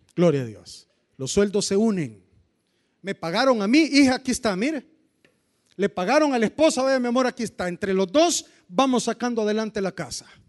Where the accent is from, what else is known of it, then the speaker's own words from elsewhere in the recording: Cojutepeque, Cuscatlán, El Salvador; los que somos de Cojute.